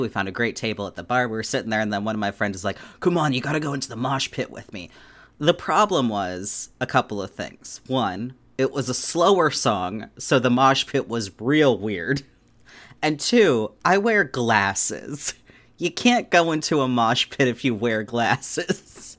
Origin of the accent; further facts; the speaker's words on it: Anchorage, Alaska, United States; I grew up in Anchorage, Alaska.